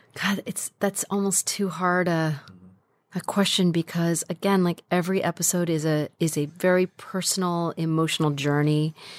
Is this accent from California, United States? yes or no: yes; Carmichael, California, United States; also born or lived in Sacramento, California; I grew up in a, in a little town called Carmichael, California